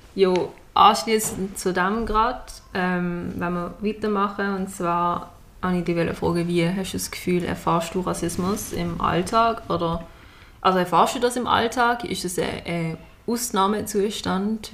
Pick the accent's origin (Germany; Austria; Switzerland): Switzerland; Basel, Basel-Stadt; ich komme aus Basel